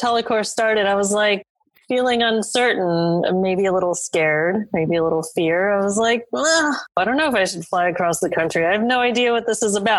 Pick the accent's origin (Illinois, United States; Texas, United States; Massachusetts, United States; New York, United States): New York, United States; I'm being from New York myself